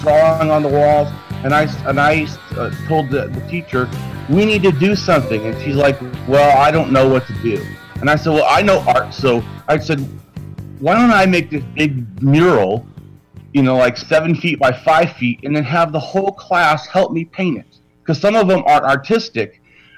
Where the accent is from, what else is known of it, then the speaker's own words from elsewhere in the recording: Long Beach, California, United States; I was born in California. I was born in Long Beach